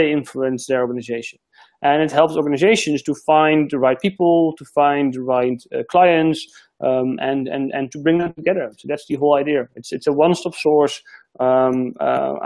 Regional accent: Netherlands; moved away as an adult; now in Australia; I've been living here for a year now, so I'm still figuring it out, because I'm originally from the Netherlands.

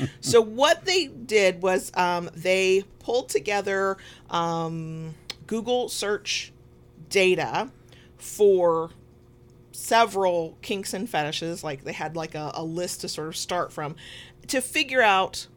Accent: the South, United States; accent: southern; my southern accent

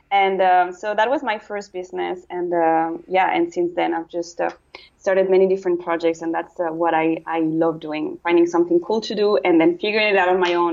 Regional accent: Brussels, Belgium; English is a second language; also born or lived in Luxembourg / Italy / United Kingdom; now in Netherlands; my passport says I'm Spanish, but I never lived in Spain. Uh, and so I was born in Luxembourg. I grew up in Brussels.

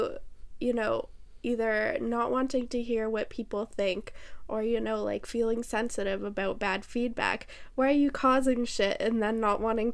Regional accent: Canada; So, we're Canadian

